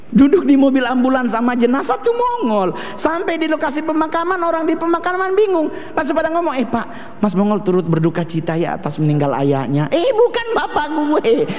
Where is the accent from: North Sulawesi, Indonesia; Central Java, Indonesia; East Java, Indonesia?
North Sulawesi, Indonesia; Manado, Sangihe, Tamako district; Saya soalnya orang Manado, tapi dari suku Sanger. Otomatis sampai sekarang pun di daerah saya di Sanger, di Kecamatan Tamako